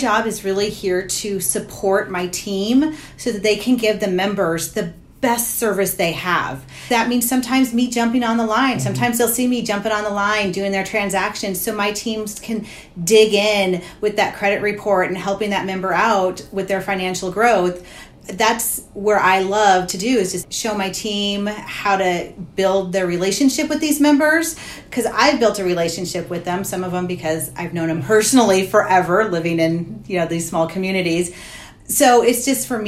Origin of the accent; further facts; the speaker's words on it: St. Helens, Oregon, United States; I was born and raised in St. Helens, so I'm local